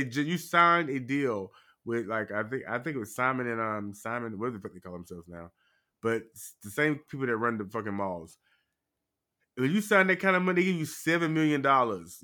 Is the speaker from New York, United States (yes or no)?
no; North Carolina, United States; moved away; my home state now, okay, right now is the motherfucking music capital. It's one of, like, the music places. Like, people go to North Carolina